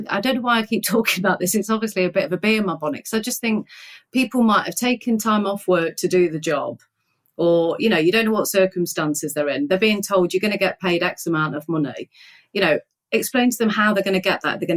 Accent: Nottingham, East Midlands, United Kingdom; I grew up in Nottingham. I grew up in an area called Woolerton

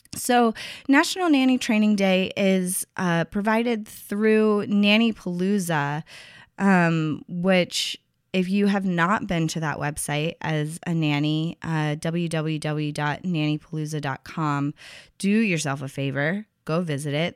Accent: Tennessee, United States; my home state, Tennessee

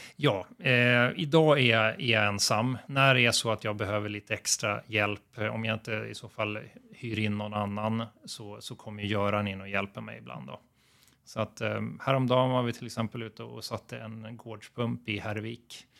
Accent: Uppsala, Uppsala County, Sweden; moved away as an adult; now in Gotland, Sweden; Jag växte upp i Uppsala och var en fotbollsgrabb där

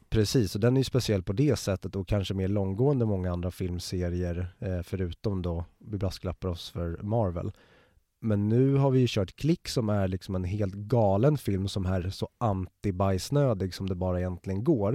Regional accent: Stockholm, Stockholm County, Sweden; du och jag är ju born and raised i Stockholm, alltså en kvart utanför tullarna.

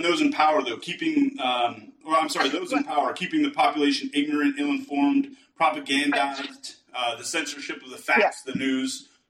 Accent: United States; I say as an American

